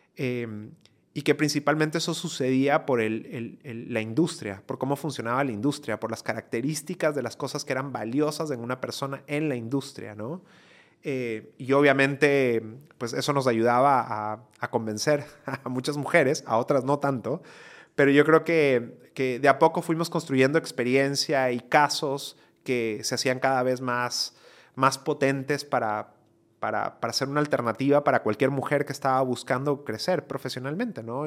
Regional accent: Ecuador; moved away as an adult; also born or lived in United States; migré de Ecuador, yo soy ecuatoriano, eh, esto lo hice cuando estaba en la universidad en Ecuador

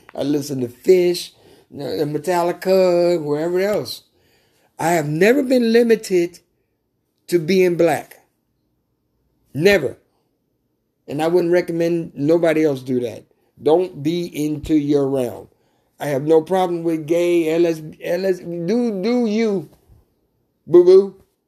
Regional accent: Mississippi, United States; also born or lived in Louisiana; growing up in Mississippi

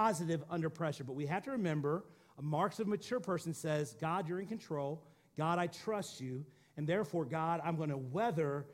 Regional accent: Missouri, United States; I'm from Missouri

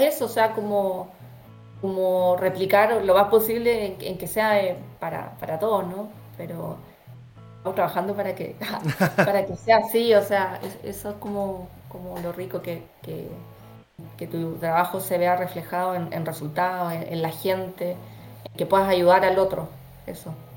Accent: Chile; yo con mis chilenismos, soy muy chilena para mis cosas

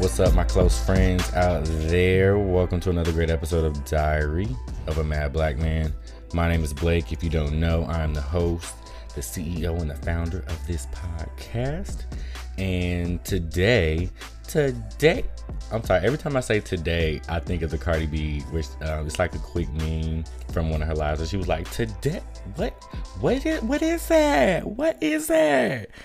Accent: Chicago, Illinois, United States; moved away as an adult; now in Atlanta, United States; in Chicago where I was born

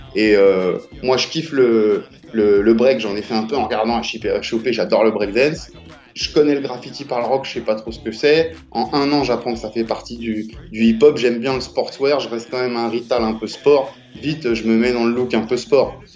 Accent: Paris, Île-de-France, France; je viens de la gare d'Austerlitz, donc de, Paris 5. Euh, D'accord. Euh, j'ai grandi là, j'ai jamais bougé

